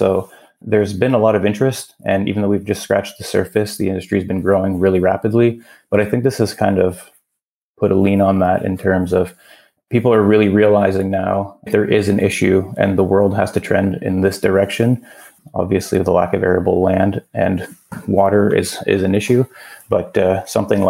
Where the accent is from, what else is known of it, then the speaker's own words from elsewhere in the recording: Cornwall, Ontario, Canada; I am born and raised. We're actually in a small city called Cornwall, about 50,000 people.